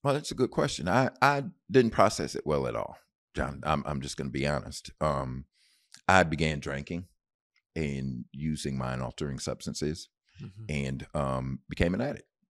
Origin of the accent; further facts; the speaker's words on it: Bloomfield, Connecticut, United States; moved away; also born or lived in Knoxville, Tennessee / San Antonio, Texas; I was raised in Bloomfield, Connecticut